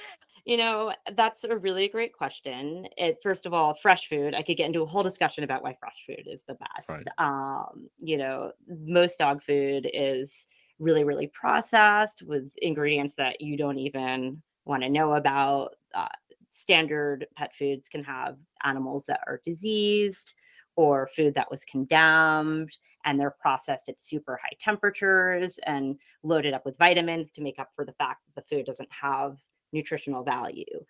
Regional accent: Kingston, New York, United States; moved away as an adult; also born or lived in Brooklyn; I'm actually originally from about 15 miles where I am right now, which is Kingston, New York

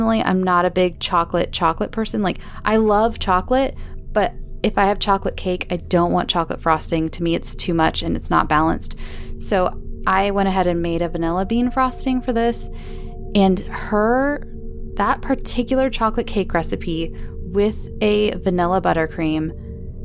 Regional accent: Southern California, United States; accent: Southern California; my Southern California accent

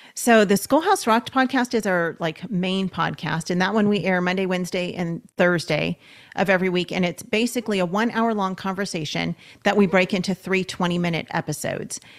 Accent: Los Angeles, California, United States; We're from Los Angeles, and so we were looking at the L A County school system

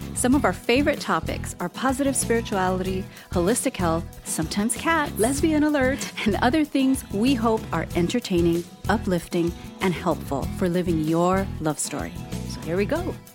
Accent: Hawaii, United States; an Asian American person who was born and raised in Hawaii

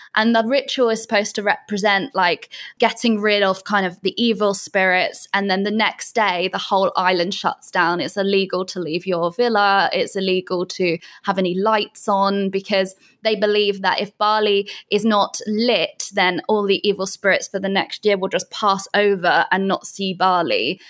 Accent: Bath, South West England, United Kingdom; moved away as an adult; also born or lived in London; now in Canggu, Indonesia; I'm originally from a place called Bath in England.

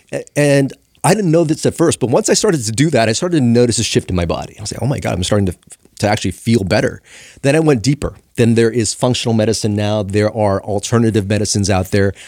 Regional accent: Los Angeles, California, United States; I grew up in Chinatown, L A.

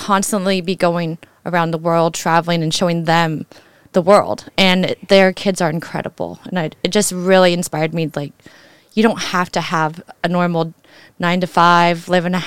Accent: Carson City, Nevada, United States; I'm from Carson City, Nevada

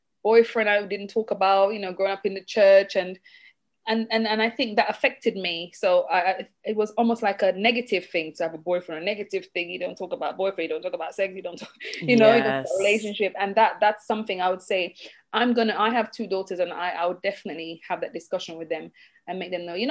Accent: Jamaica; moved away; I'm Jamaican, and in our culture, we don't grow up having much access to loans

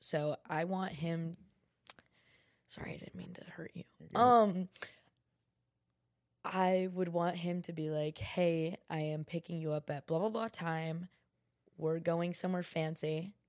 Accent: New York, United States; born there; also born or lived in California / Georgia; now in Florida, United States; Anyways, I was born in New York. I moved to California, moved to Georgia, and then I moved to Florida, and I've been living in Florida for

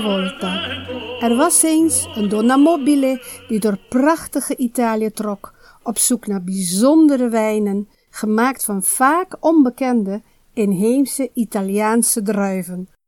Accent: Aruba; moved away; het Papiamento, de taal van het eiland Aruba, waar ik ben geboren en getogen

